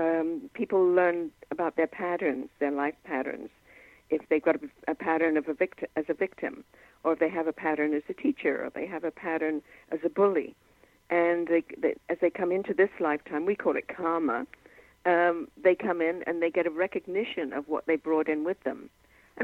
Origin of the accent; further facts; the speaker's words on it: England, United Kingdom; now in Canada; I grew up in England